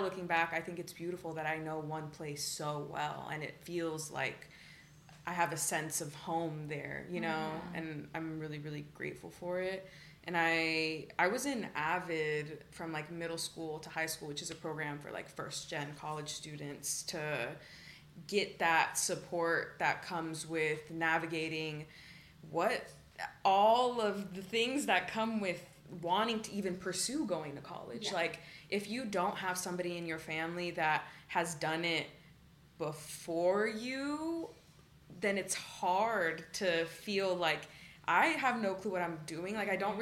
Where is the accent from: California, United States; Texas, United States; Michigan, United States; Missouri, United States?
Texas, United States; Austin; also born or lived in Dallas; now in Houston, United States; we moved when I was 10 to Austin, and I feel definitely shaped me a lot as a person growing up in Austin